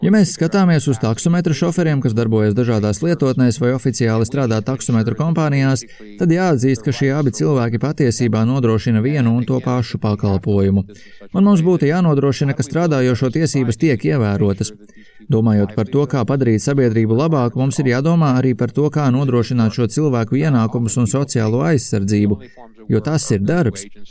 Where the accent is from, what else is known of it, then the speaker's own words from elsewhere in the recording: Chicago, Illinois, United States; Es pats esmu no Amerikas Savienotajām valstīm, no Čikāgas pievārtes